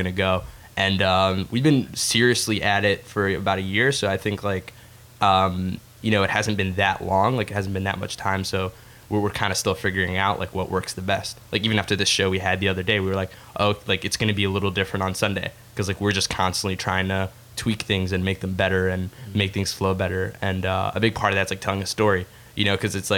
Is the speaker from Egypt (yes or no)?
yes; Egypt; I'm from Egypt. I'm Arab